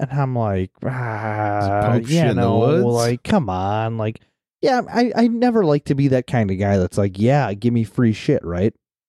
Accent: Midwest, United States; As a Midwesterner

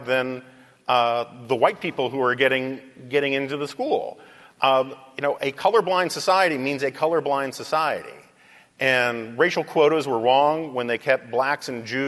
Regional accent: New York City, New York, United States; I grew up in New York City

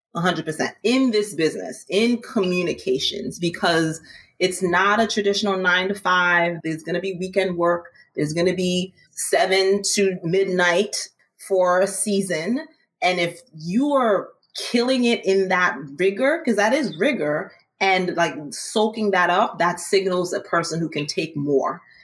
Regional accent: Maryland, United States; now in New York, United States; I'm originally from Maryland, but I came to New York

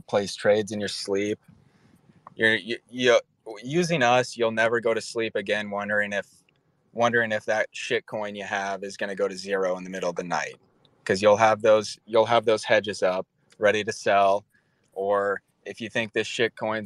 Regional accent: Omaha, Nebraska, United States; We're from Omaha, Nebraska

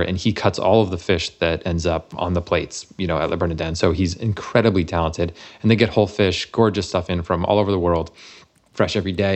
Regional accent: Massachusetts, United States; moved away; I'm from Massachusetts originally

